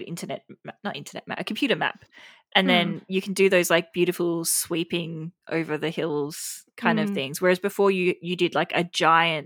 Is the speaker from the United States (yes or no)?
no; Australia; We're Australian. We're Australian